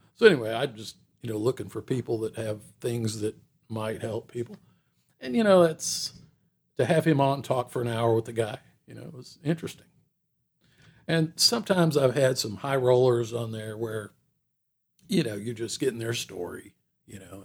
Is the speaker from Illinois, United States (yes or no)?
no; Atlanta, Georgia, United States; moved away as an adult; growing up in Atlanta, Atlanta grew up around me